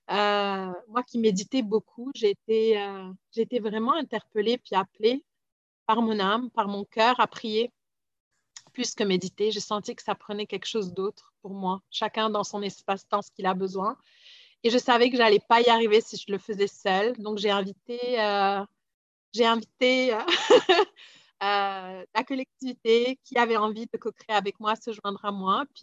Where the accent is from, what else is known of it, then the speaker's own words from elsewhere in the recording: Lebanon; moi je suis libanaise, puis euh, j'ai vécu de partout dans le monde